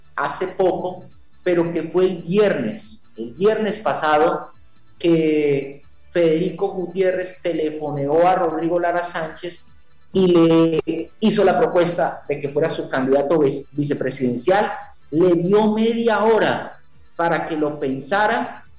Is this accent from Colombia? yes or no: yes; Tolima, Colombia; moved away as an adult; also born or lived in Huila; now in Neiva, Colombia; Yo soy tolimense, pero desde hace 20 años estoy radicado aquí en el departamento del Huila